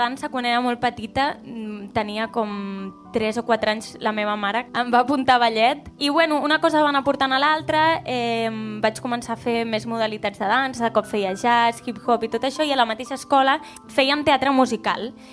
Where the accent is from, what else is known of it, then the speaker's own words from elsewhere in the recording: Constantí, Catalonia, Spain; Soc de Constantí